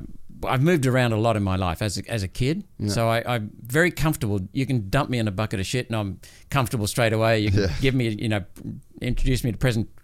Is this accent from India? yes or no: yes; India; born there; I was born in India when my parents were stationed over there.